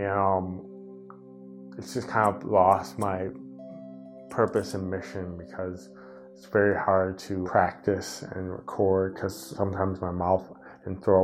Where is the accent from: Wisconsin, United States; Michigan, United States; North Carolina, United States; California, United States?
Wisconsin, United States; Monona; in Monona, back in my hometown